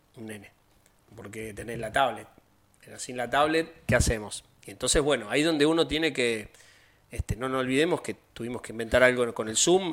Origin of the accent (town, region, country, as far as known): Argentina